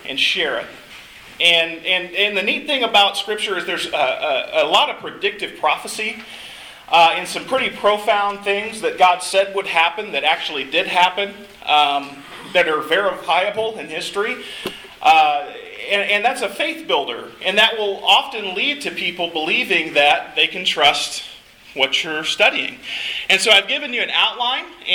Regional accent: Arkansas, United States; moved away as an adult; now in San Francisco, United States; I grew up around Arkansas, and so this is kind of my home stomping grounds, even though we call the West Coast home now

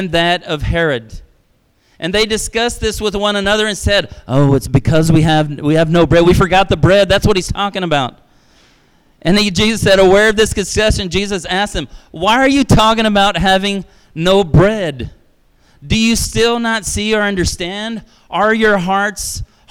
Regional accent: Brazil; moved away; I was raised in Brazil

